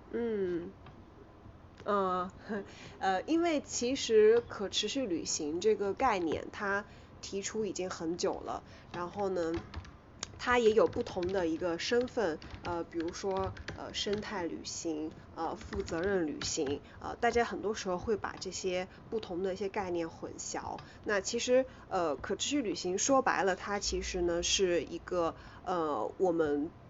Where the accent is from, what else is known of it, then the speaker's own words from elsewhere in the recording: Yunnan, China; 其实我家就是云南的